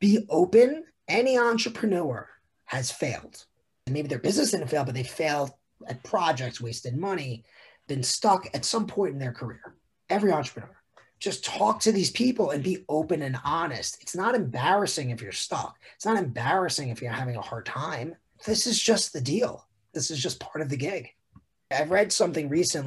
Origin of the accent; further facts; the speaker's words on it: New York, United States; growing up in New York